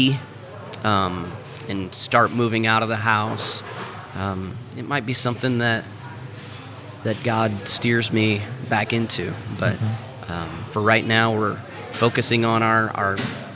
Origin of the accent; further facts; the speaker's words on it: Iowa, United States; moved away as an adult; now in Missouri, United States; I grew up in Iowa